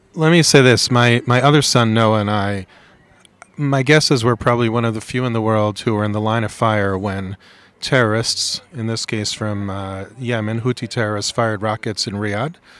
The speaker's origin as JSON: {"language": "English", "country": "United States", "said": "as an American"}